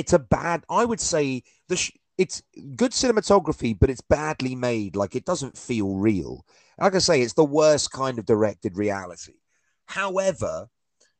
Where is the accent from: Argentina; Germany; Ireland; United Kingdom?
United Kingdom; being from Britain